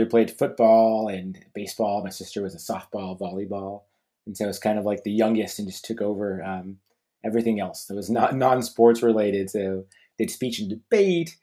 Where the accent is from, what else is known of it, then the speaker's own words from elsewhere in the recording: Albuquerque, New Mexico, United States; now in Portland, United States; I grew up in Albuquerque, New Mexico